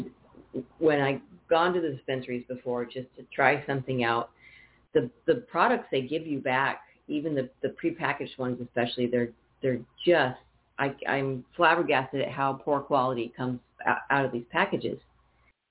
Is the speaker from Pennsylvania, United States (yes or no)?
no; Napa, California, United States; moved away; I want to move back to California, where I'm from, Northern California. And now I'm from Napa